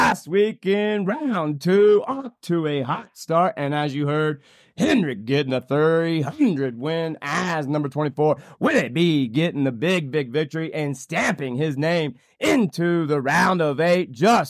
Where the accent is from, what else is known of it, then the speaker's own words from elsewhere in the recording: Anderson, Indiana, United States; now in Colorado, United States; my hometown of Anderson, Indiana